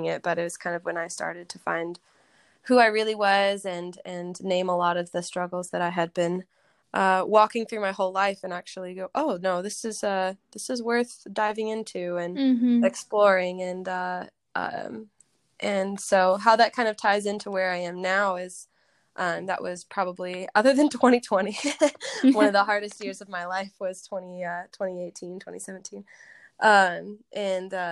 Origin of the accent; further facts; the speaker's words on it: Riverside, California, United States; also born or lived in Franklin, Tennessee; I was born in Franklin, Tennessee. My dad was in the music business. And then he became a worship pastor and we moved to Southern California where I kind of grew up. I lived in Riverside